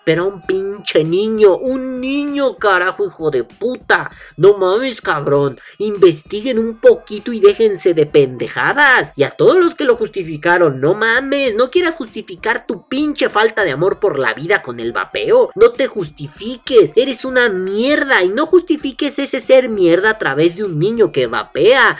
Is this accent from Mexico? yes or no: yes; Mexico; como mexicanos